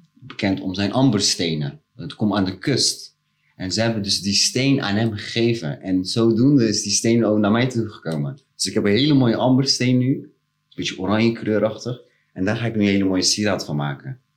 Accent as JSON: {"language": "Dutch", "town": "Rotterdam", "region": "South Holland", "country": "Netherlands", "said": "ik kom zelf uit Delzave."}